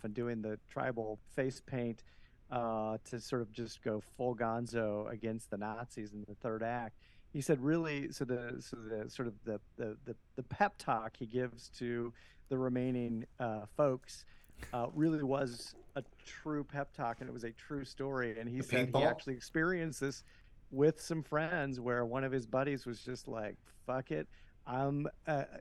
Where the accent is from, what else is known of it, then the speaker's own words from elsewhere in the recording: Eastern Washington, United States; also born or lived in Portland, Oregon; I grew up in Eastern Washington under the shadow of, you know, Reverend Butler and the neo-Nazi compound in Hayden Lake